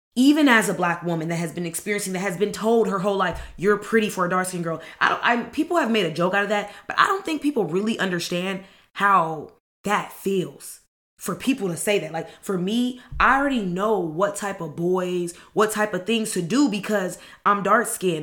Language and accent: English; Los Angeles, California, United States; I grew up in the Merk Park